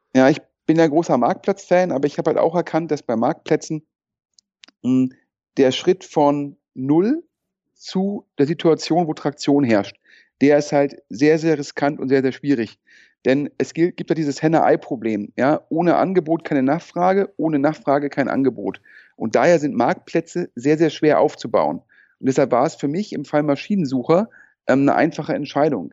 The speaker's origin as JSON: {"language": "German", "town": "Düsseldorf", "region": "North Rhine-Westphalia", "country": "Germany", "tie": "born or raised there", "said": "meine persönliche Düsseldorf-Bindung, ja, äh, bin hierher geboren und aufgewachsen"}